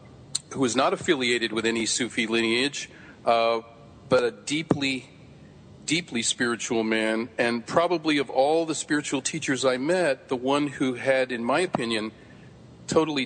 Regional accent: San Francisco, California, United States; I grew up in San Francisco.

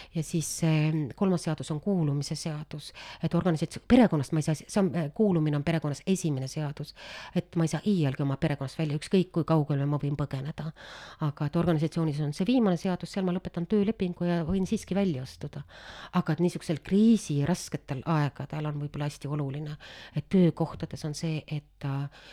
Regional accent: Estonia; me oleme ka eestlased

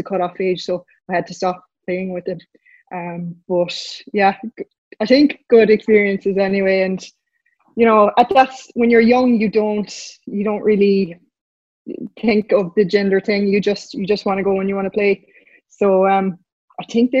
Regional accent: Croom, Munster, Ireland; I'm from Banogh Croom area, and my parents would travel to Ennis many weekends

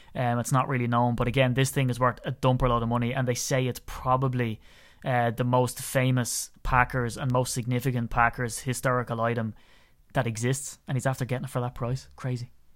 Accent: Ireland; as an Irishman

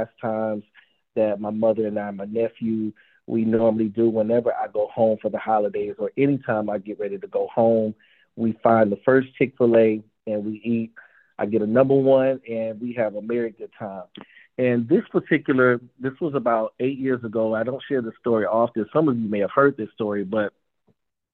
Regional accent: the South, Southern United States, United States; As a Southerner

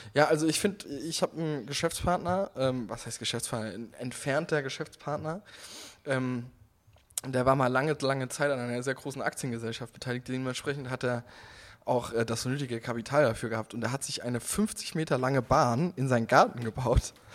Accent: Hundsangen, Rhineland-Palatinate, Germany; ich bin gebürtiger Hunsänger, ich komme daher.

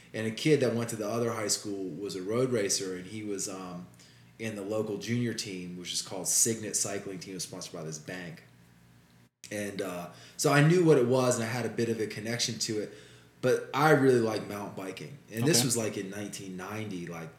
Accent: Richmond, Virginia, United States; moved away as an adult; I was born in Richmond, Virginia. Okay. I grew up there. Graduated high school there in 92.

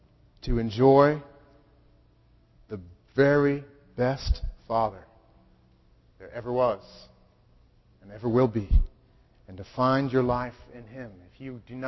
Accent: Wellesley, Massachusetts, United States; also born or lived in Boston / Chelmsford; now in Haverhill, United States; I was born in Boston, lived in Chelmsford, grew up in Wellesley

